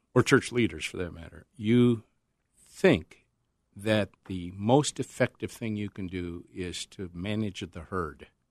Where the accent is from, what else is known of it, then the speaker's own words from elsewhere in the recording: Northern South Dakota, United States; moved away; When I was growing up in North, Northern South Dakota